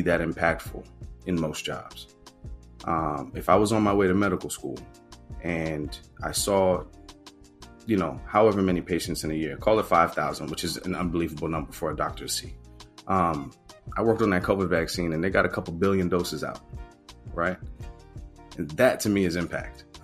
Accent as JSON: {"language": "English", "town": "New York City", "region": "New York", "country": "United States", "tie": "born or raised there", "said": "I grew up in Baychester"}